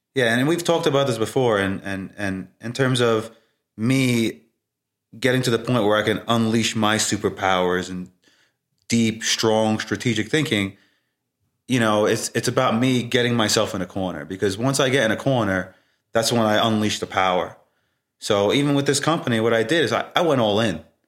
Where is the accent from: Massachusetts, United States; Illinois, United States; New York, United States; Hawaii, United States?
New York, United States; New York City; growing up in Brooklyn